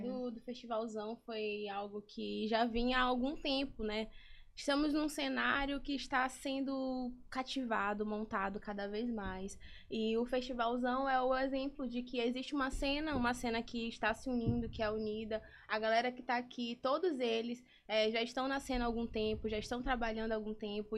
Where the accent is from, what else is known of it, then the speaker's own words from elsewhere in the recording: São Luís, Maranhão, Brazil; eu consigo trabalhar na minha cidade, eu consigo trabalhar na minha terra